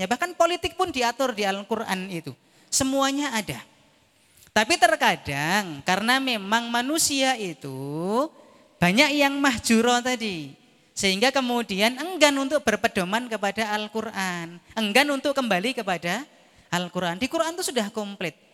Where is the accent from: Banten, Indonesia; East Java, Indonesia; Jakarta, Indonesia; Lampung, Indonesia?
Lampung, Indonesia; also born or lived in Java; saya aslinya Lampung. Saya dari Jawa ke Lampung itu kalau pulang